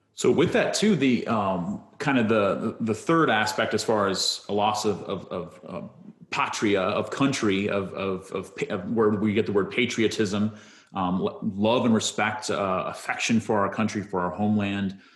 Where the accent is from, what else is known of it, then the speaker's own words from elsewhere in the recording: United States; see myself proudly as an American